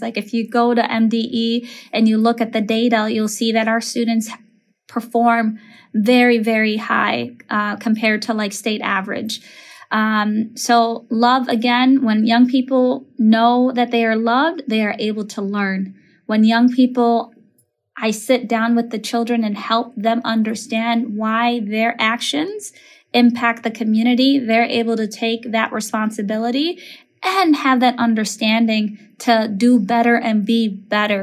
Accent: Minneapolis, Minnesota, United States; I grew up in Minneapolis

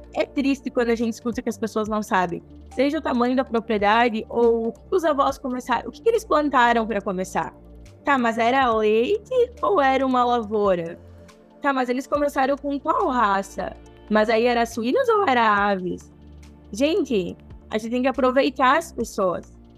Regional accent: Nova Prata, Rio Grande do Sul, Brazil; Eu sou natural de Nova Prata, tá? Eu tenho 29 anos e eu nasci em Nova Prata, mas eu cresci até os 5 anos morando na fazenda

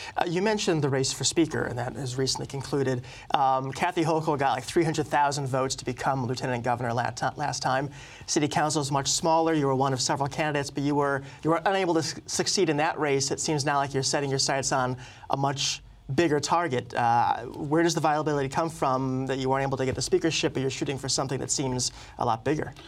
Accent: New England, United States; also born or lived in Boston; I was born in Boston and reared elsewhere in New England

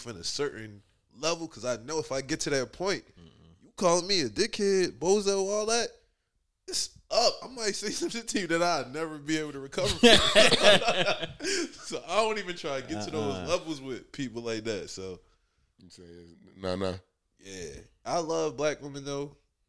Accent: Liberia; I'm African, so I'm Liberian. So culturally, like, your sister serve you, your mom, like, they serve the men.

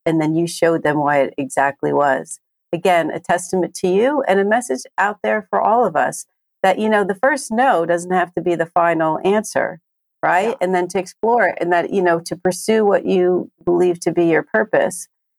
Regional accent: New Jersey, United States; that's my home ground. I'm from Jersey. You know that. Yeah. I work in New York still.

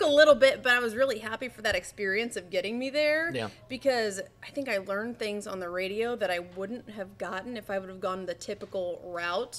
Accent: Nashville, Indiana, United States; moved away as an adult; now in Myrtle Beach, United States; I'm actually from Naubonne, Indiana, which is a very, very small town

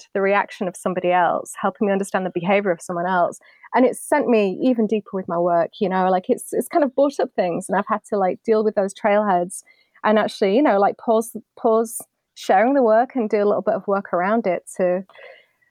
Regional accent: United Kingdom; moved away as an adult; now in United States; I'm British

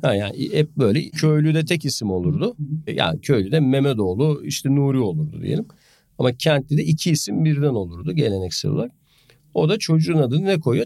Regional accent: a town in the South Marmara, Turkey; 10 bin nüfuslu bir Güney Marmara kasabasında büyüdüm

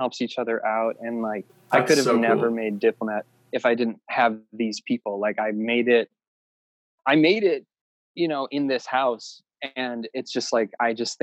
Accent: Wisconsin, United States; moved away as an adult; now in Los Angeles, United States; I was like from Wisconsin and my band was from Wisconsin

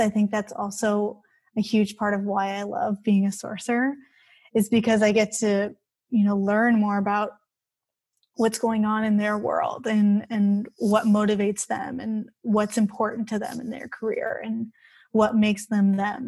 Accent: Bay Area, California, United States; I grew up here in the Bay Area

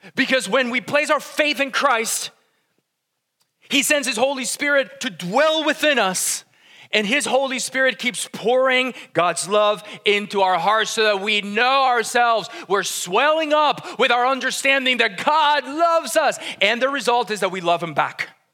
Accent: Colombia; moved away; I'm from Colombia. It's like the land of coffee

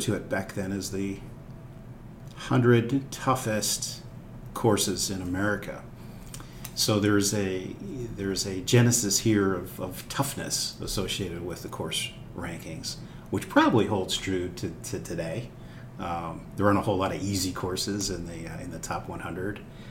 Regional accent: Erie, Pennsylvania, United States; moved away; I grew up actually north of Pittsburgh, okay, in a town called Erie, Pennsylvania.

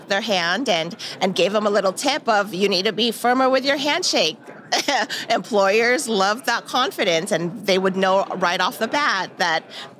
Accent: California, United States; now in Arkansas, United States; Yes, I am a transplant. I came from California. I will have my Northwest Arkansas anniversary on Thanksgiving to the day.

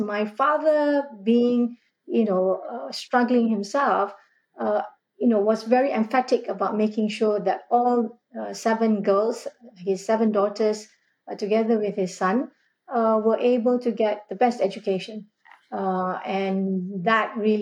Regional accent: Malaysia; moved away as an adult; I was born in a newly independent Malaysia. So, growing up in Malaysia, post-independence

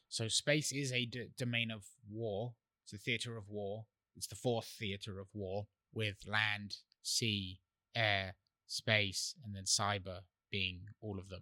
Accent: England, United Kingdom; moved away; I grew up in England

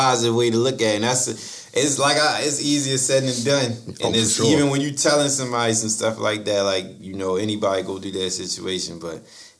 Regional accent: Baltimore, Maryland, United States; he knew I was from Baltimore

